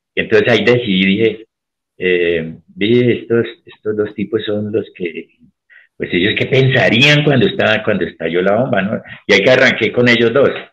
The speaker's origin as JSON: {"language": "Spanish", "country": "Colombia", "said": "cómo somos los colombianos"}